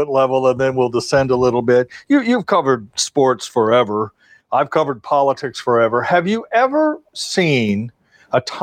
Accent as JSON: {"language": "English", "town": "Kansas City", "country": "United States", "tie": "born or raised there", "said": "growing up in the Kansas City area"}